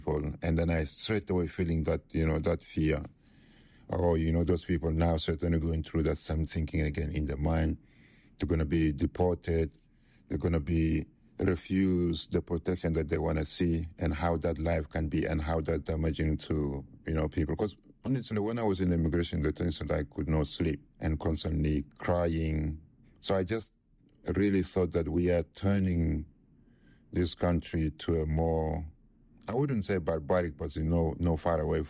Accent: Chad; moved away as an adult; now in United Kingdom; I am originally from Chad, and Chad is in Africa, Central Africa.

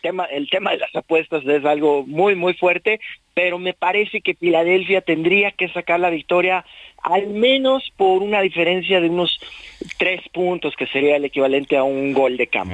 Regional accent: Mexico; aquí en nuestro país somos, los mexicanos somos una gran afición

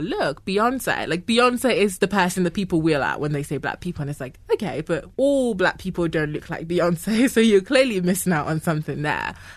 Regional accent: Ghana; moved away; I was born in Ghana. I grew up in Ghana.

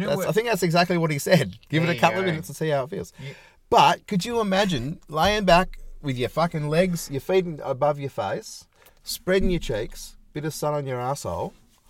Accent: Nambour, Queensland, Australia; I was born in Nambour

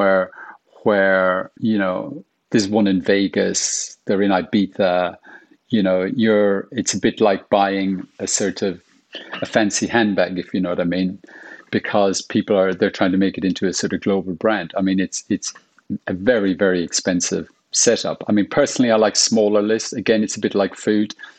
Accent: Ireland; now in London, United Kingdom; as an Irish person

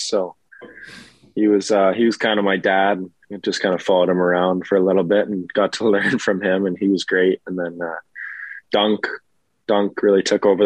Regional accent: Alberta, Canada; I'm from Alberta

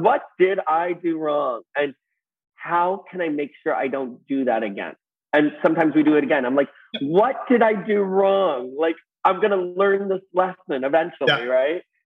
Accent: Los Angeles, California, United States; in uh, Reseda, California

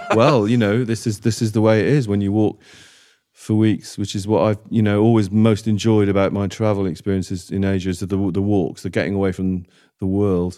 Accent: Wales, United Kingdom; I grew up in Wales.

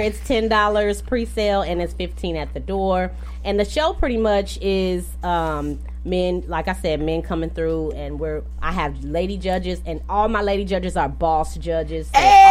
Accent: Champaign, Illinois, United States; moved away as an adult; also born or lived in Decatur, Illinois; I was raised in Champaign

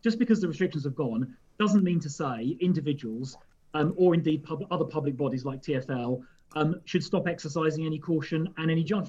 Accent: London, United Kingdom; And as I say, as a Londoner, I respect that.

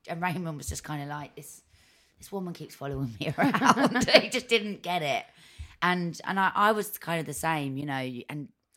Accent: London, United Kingdom; moved away as an adult; also born or lived in Camden / Hackney; now in Hertfordshire, United Kingdom; I grew up in North London, Enfield.

